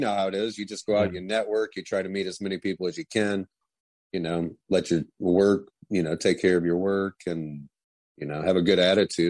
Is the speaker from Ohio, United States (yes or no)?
yes; Huron, Ohio, United States; moved away as an adult; now in St. Petersburg, United States; I was born in Ohio in a small town called Huron. And now I'm living in St. Petersburg, Florida.